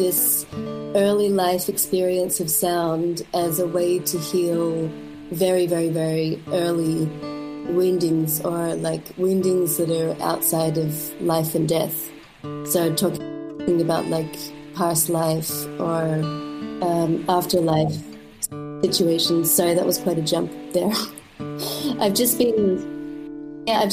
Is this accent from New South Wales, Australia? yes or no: no; Melbourne, Victoria, Australia; moved away as an adult; now in Berlin, Germany; I grew up in Melbourne, in the outskirts of Melbourne.